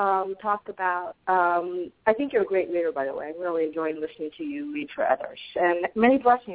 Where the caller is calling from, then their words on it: Arizona, United States; I'm calling from Arizona.